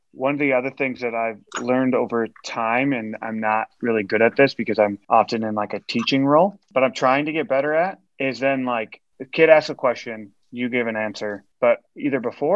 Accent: outside of Chicago, Illinois, United States; I grew up outside of Chicago.

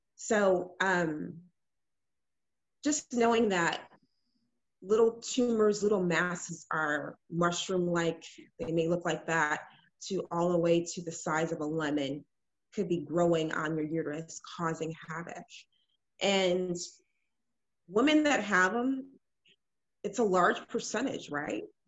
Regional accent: Illinois, United States; also born or lived in Ghana (family); now in Houston, United States; I am originally from Illinois. Um, my family's from Ghana, and um, I live. I've been living in Houston for the last about six, seven years

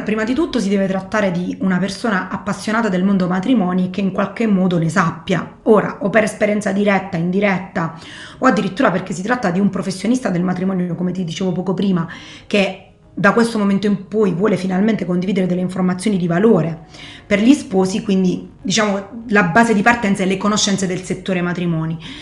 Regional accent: Foggia, Apulia, Italy; also born or lived in London / Rome; io sono originaria di Foggia

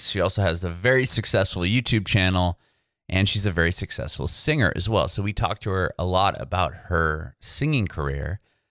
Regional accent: San Diego, California, United States; moved away as an adult; now in Nashville, United States; I'm from San Diego and I moved recently to Nashville.

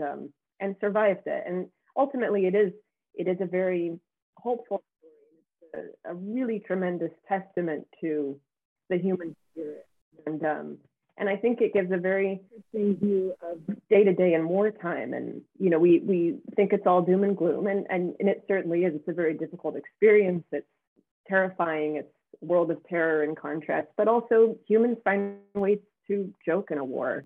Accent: United States; we as Americans

